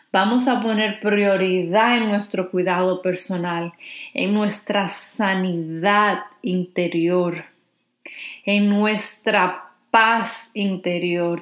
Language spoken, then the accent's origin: Spanish; Dominican Republic; si eres dominicana como yo